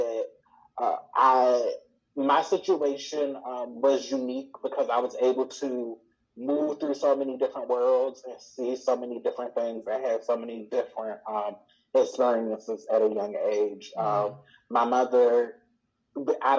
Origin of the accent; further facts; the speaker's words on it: Baltimore, Maryland, United States; also born or lived in Columbus, Georgia; So I am from Baltimore. We moved to Baltimore when I was in the third grade, but I'm from Maryland, mm-hmm. From like the Baltimore, Washington metro area